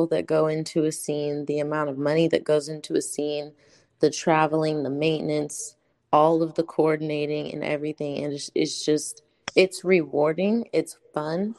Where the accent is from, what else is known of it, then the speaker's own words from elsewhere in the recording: California, United States; moved away; also born or lived in Maryland; I'm from California, but I used to live in Maryland